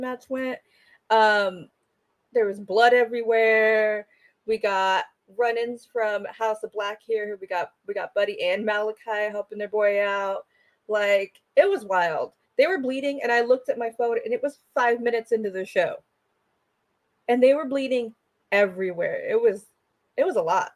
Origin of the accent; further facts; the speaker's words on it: California, United States; I'm from California.